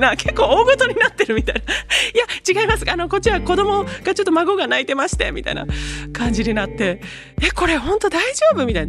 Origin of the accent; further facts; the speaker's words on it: Itoigawa, Niigata, Japan; moved away; 私の地元ですね新潟の糸魚川に家族で帰